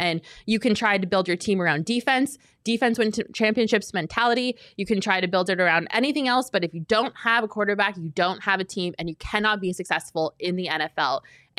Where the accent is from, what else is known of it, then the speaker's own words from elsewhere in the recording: Denver, Colorado, United States; I know, because I grew up in Denver and I've had to suffer through the last 6 years of Denver Broncos seasons